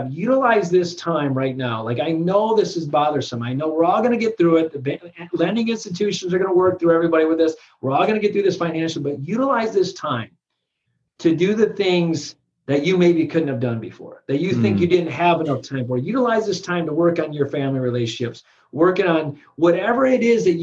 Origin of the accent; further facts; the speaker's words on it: Michigan, United States; I'm from Michigan